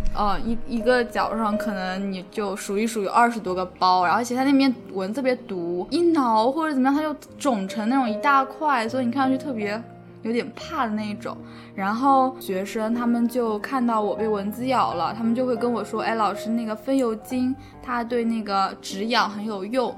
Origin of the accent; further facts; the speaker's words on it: Hangzhou, Zhejiang, China; 我是来自杭州的